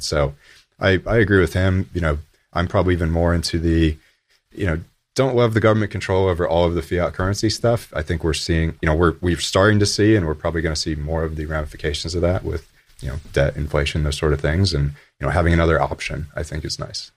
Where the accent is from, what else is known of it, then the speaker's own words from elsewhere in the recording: Buffalo, New York, United States; I grew up in Buffalo, New York